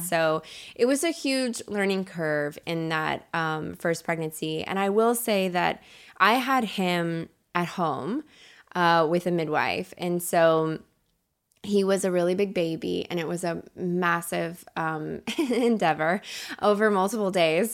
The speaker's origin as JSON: {"language": "English", "region": "Kentucky", "country": "United States", "tie": "born or raised there", "also_born_or_lived": "Chicago", "moved": "as an adult", "lives_now": "Los Angeles, United States", "said": "I grew up in Kentucky"}